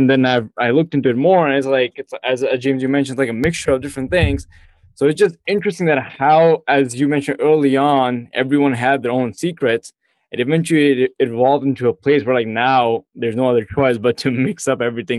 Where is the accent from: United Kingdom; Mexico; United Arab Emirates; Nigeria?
United Arab Emirates; Abu Dhabi; now in United States; I was born and raised in Abu Dhabi. So that's the Middle East right there, right?